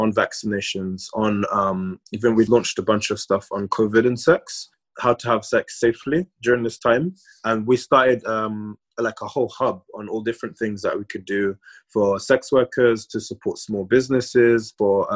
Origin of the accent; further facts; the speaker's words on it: London, United Kingdom; growing up in London as a Black queer man, I grew up with a lot of straight Black male friends